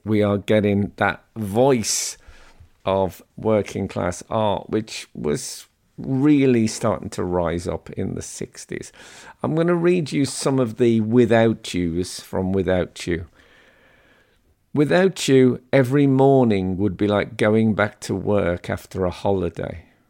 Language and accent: English; West Midlands, United Kingdom; growing up in the West Midlands